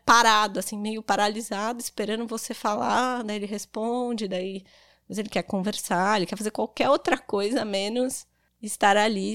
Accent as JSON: {"language": "Portuguese", "region": "São Paulo", "country": "Brazil", "moved": "as an adult", "lives_now": "Garopaba, Brazil", "said": "Eu sou de São Paulo, estou há seis anos aqui em Garopaba"}